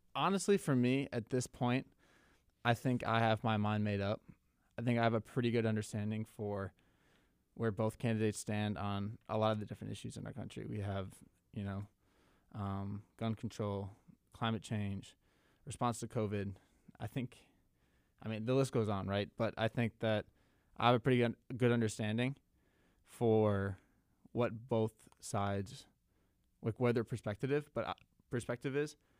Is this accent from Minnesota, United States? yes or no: yes; Minnesota, United States; moved away; my home state of Minnesota